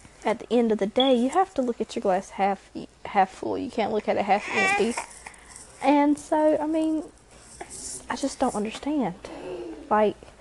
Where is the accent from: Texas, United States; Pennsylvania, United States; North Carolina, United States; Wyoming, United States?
North Carolina, United States; Robeson County; We're from Robeson County in North Carolina, one of the poorest counties in North Carolina